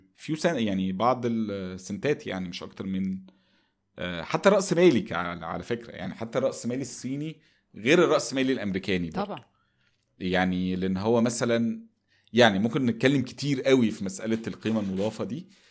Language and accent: Arabic; Egypt